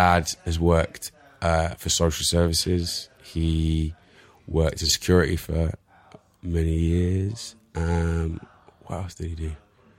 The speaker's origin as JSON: {"language": "English", "town": "Bristol", "region": "South West England", "country": "United Kingdom", "accent": "Bristol", "moved": "yes", "said": "Can you tell from my strong Bristol accent?"}